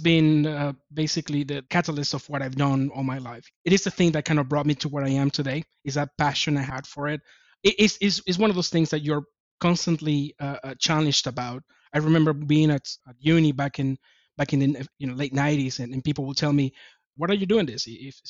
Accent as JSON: {"language": "English", "country": "Japan", "said": "I came from Japan at the time."}